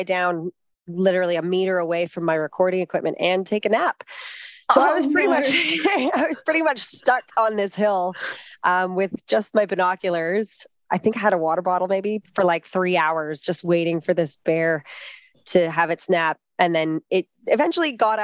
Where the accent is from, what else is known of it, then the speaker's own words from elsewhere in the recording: Canada; now in Australia; I'm Canadian